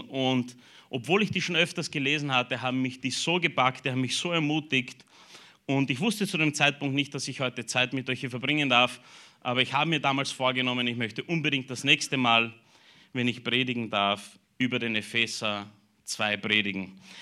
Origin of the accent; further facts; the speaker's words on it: Burgenland, Austria; mich als Burgenländer